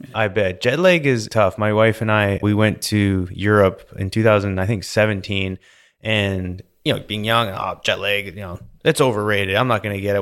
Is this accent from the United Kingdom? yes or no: no; British Columbia, Canada; now in Houston, United States; Growing up in British Columbia, lots of mountains